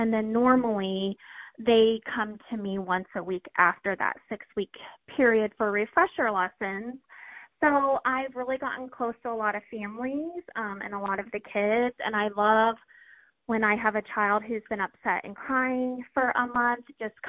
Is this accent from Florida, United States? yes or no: yes; Florida, United States; now in Springfield, United States; I grew up in Florida, so we lived on the water